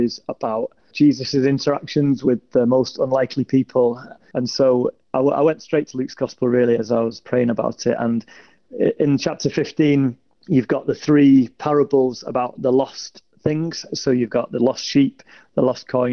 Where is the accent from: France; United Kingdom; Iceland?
United Kingdom; Salford, North West England; I'm from Salford, which is just near Manchester.